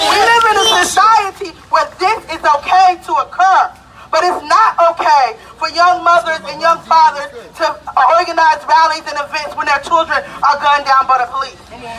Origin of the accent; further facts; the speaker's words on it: Greensboro, North Carolina, United States; I'm from Greensboro, North Carolina. My mom is from Montgomery, Alabama.